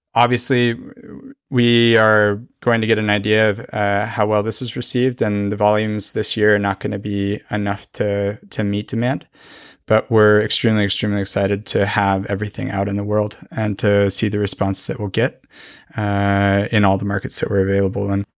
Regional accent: Fort Collins, Colorado, United States; moved away as an adult; now in Norway; my hometown, Fort Collins.

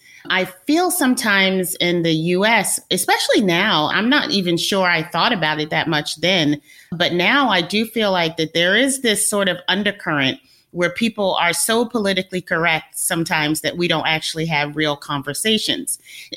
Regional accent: East Coast of the United States, United States; now in San Francisco, United States; growing up on the East Coast. It's kind of more like the West Coast now that I live in San Francisco.

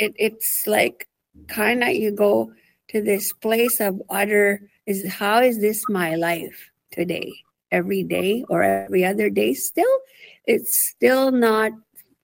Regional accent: Sturgeon Lake Cree Nation, Alberta, Canada; I'm from Sturgeon Lake Cree Nation, Treaty 8 Territory, and I currently sit in Valley View, Alberta

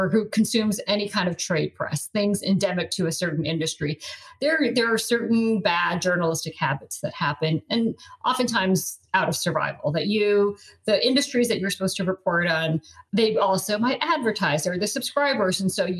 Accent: Colorado, United States; I grew up in Colorado and I just hate being cold

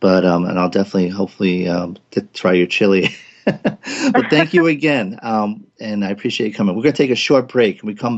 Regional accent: Providence, Rhode Island, United States; congratulations to the boys in my hometown.

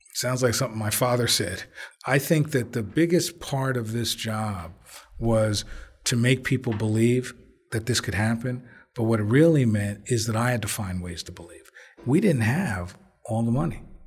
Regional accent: Belleville, New Jersey, United States; also born or lived in Newark, New Jersey; I was born in Presbyterian Hospital, lived on Jelliff Avenue until I was five, and then we moved to Belleville.

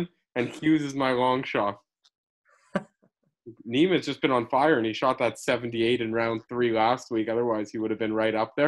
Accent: Canada; I'm the Canadian on here

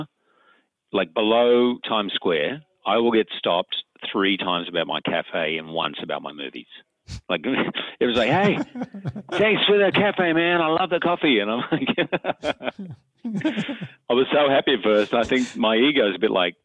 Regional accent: Australia; now in New York City, United States; in Australia, we're complete snobs, coffee snobs

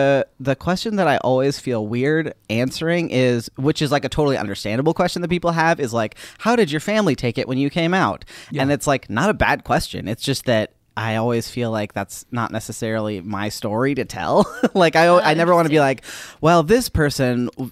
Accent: Minnesota, United States; I grew up in Minnesota, about an hour south of the Twin Cities.

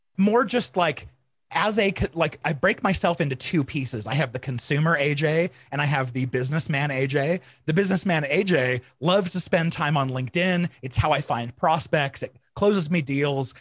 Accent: Arizona, United States; I grew up in Arizona in the hot, hot summers

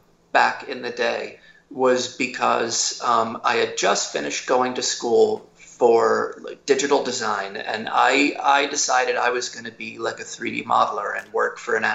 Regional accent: Philadelphia, Pennsylvania, United States; Outside of Philadelphia.

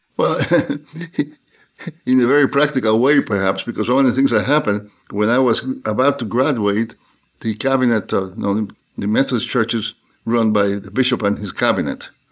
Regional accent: Cuba; moved away as an adult; also born or lived in New Haven, United States; now in United States; I was born in Cuba. And I grew up in Cuba, uh, most of my early life, and, uh, went to school there and went to seminary there and then came to the U S to study

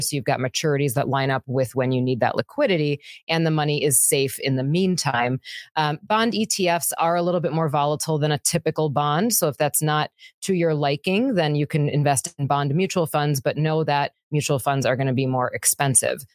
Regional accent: Wisconsin, United States; I'm from Wisconsin.

